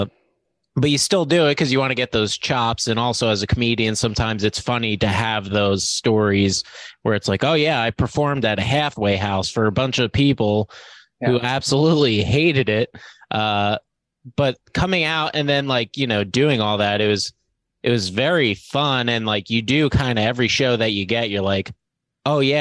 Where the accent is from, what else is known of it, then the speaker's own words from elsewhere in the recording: East Coast, United States; also born or lived in Los Angeles; now in New York, United States; I'm from the East Coast originally